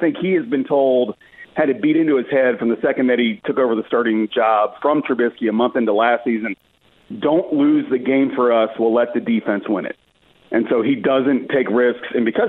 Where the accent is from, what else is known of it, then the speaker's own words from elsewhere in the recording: Maryland, United States; I'm from Maryland. I grew up 30 minutes from Annapolis.